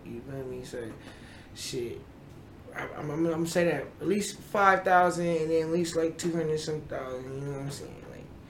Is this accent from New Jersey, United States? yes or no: no; Buffalo, New York, United States; Yeah, I'm from Buffalo.